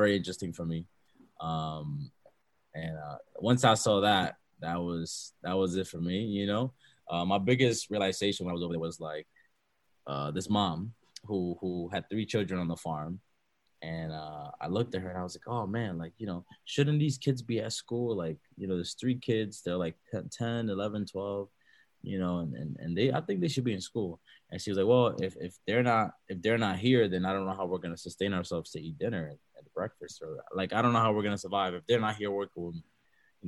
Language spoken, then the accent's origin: English; New York City, New York, United States; born or raised there; English is a second language; also born or lived in Baní, Dominican Republic